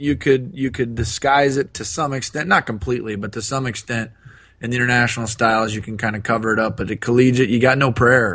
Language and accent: English; Ohio, United States; I'm from Ohio